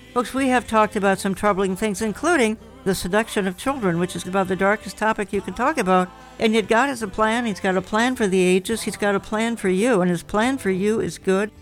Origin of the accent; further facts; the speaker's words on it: Minnesota, United States; my hometown, which has become an embarrassment, Minnesota